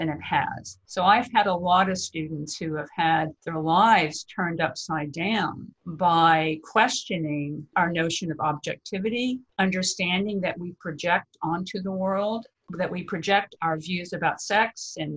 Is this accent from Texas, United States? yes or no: yes; Texas, United States; I'm from Texas